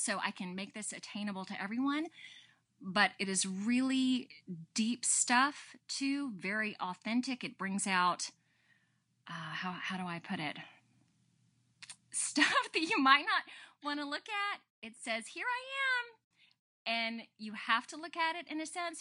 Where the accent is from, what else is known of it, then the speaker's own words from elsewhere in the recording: Statesboro, Georgia, United States; I come from Statesboro, Georgia, which is near Savannah